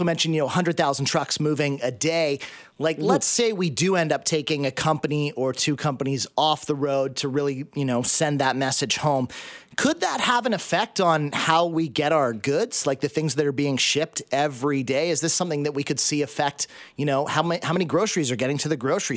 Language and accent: English; Lower Mainland, British Columbia, Canada; I grew up in the Lower Mainland. I've been here for 40 years